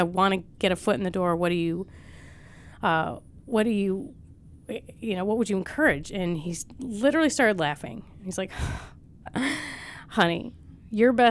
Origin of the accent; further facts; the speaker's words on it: outside Buffalo, New York, United States; moved away; I'm from outside Buffalo, New York